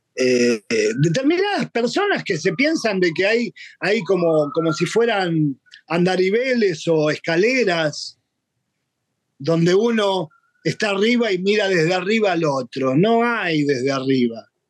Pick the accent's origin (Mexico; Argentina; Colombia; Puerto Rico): Argentina; Buenos Aires; Yo nací en Buenos Aires en el año 59